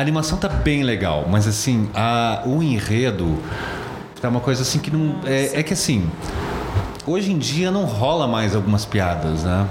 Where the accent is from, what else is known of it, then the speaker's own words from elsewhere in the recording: Brazil; eu sou do Brasil